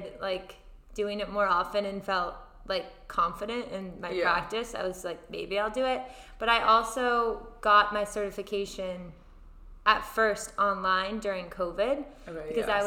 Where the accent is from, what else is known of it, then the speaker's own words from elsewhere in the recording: Massachusetts, United States; I grew up in Massachusetts in like a very small town